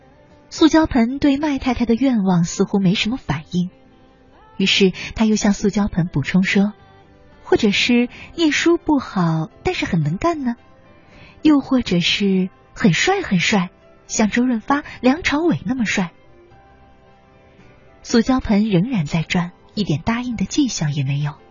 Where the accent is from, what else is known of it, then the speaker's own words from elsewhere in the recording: southern Taiwan, Taiwan; 我出生在台湾南部的一个小地方，那里的人都很穷，我家最穷，因为我家有十八个兄弟姐妹，我排行十二。